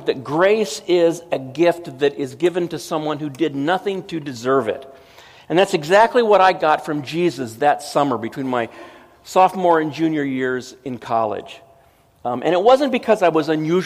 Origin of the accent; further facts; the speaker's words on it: Southern California, United States; I was from Southern California